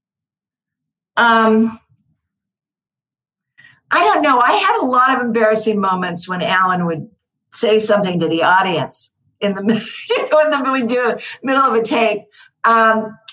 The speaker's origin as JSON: {"language": "English", "town": "Santa Clara", "region": "California", "country": "United States", "tie": "born or raised there", "said": "I grew up in Santa Clara, California"}